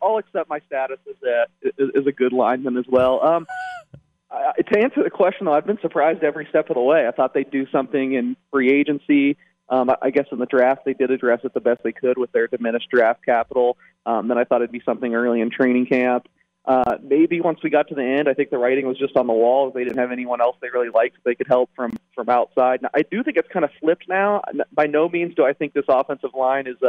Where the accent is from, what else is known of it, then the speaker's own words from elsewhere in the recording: the South, United States; moved away; I'm from the South originally